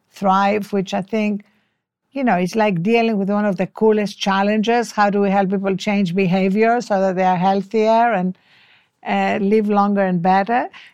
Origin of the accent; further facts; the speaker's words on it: Greece; first language French; English is a second language; moved away as an adult; also born or lived in Cambridge, United Kingdom / Washington, United States; now in Los Angeles, United States; I come from Greece